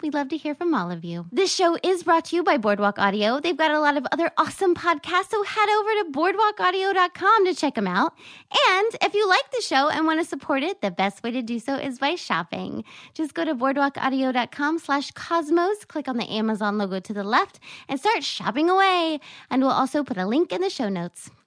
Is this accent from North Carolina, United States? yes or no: yes; North Carolina, United States; moved away; also born or lived in New York; I'm from North Carolina